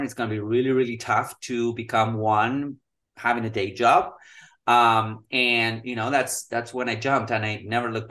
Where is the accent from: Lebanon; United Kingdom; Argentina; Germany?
Argentina; Patagonia; moved away; I'm originally from Argentina. We were living in Patagonia, so it got really, really cold.